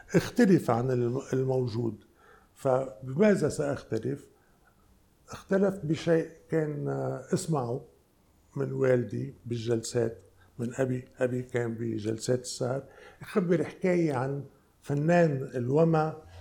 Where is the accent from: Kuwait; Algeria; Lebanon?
Lebanon; انا جاي من لبنان